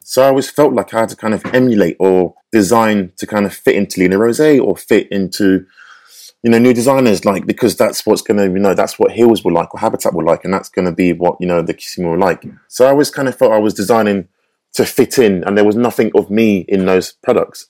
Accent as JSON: {"language": "English", "region": "London", "country": "United Kingdom", "tie": "born or raised there", "said": "I had growing up in North London, where I grew up"}